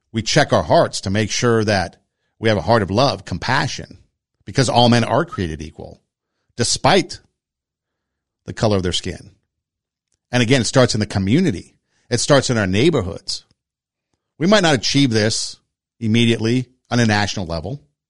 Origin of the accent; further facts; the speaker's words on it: Los Angeles, California, United States; growing up in Los Angeles, you know, the Mexican culture was pretty affluent in my neighborhood